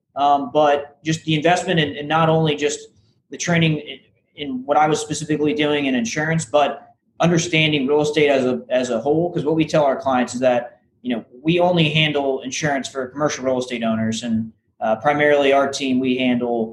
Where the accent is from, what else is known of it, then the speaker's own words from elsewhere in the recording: St. Petersburg, Florida, United States; also born or lived in Tallahassee, Florida; I'm originally from the St. Petersburg, so Tampa Bay area